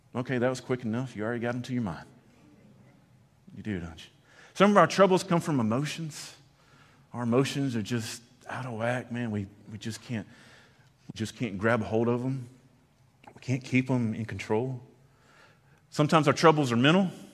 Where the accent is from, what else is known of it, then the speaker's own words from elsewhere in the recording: Conroe, Texas, United States; I grew up in East Texas and grew up around Conroe